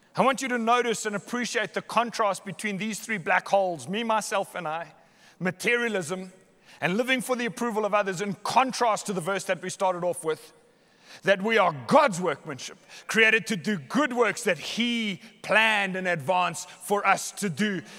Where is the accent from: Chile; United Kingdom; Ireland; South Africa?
South Africa; Somerset West, Western Cape; I was born in Hottentots Holland Hospital, Somerset West